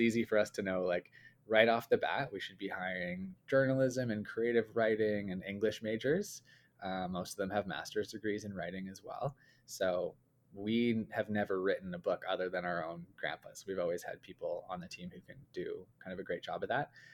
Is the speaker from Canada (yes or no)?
yes; Calgary, Alberta, Canada; we grew up in Calgary, uh, in Canada here